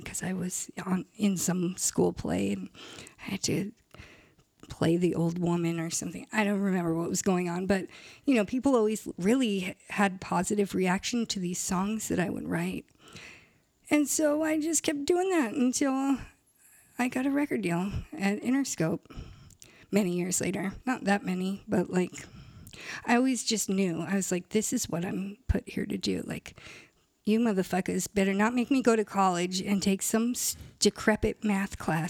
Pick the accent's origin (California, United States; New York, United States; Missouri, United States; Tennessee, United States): California, United States; San Clemente; also born or lived in Irvine / Studio City / Koreatown; I actually grew up at all between San Clemente and Irvine, but mostly in San Clemente